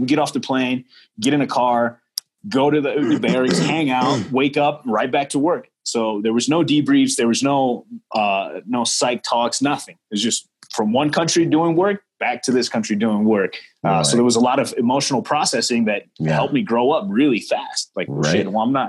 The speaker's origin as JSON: {"language": "English", "town": "Chicago", "region": "Illinois", "country": "United States", "tie": "born or raised there", "said": "growing up in Chicago"}